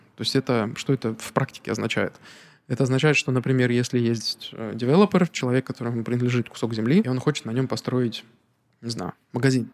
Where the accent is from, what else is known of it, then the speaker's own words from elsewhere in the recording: Narva, Ida-Viru County, Estonia; also born or lived in Petropavlovsk-Kamchatsky, Russia; мы переехали в Нарву, когда мне был буквально годик, то uh-huh. для меня как бы uh-huh. мой родной город все-таки Нарва.